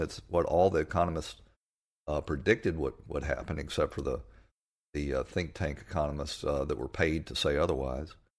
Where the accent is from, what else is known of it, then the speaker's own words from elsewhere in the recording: Atlanta, Georgia, United States; growing up in Atlanta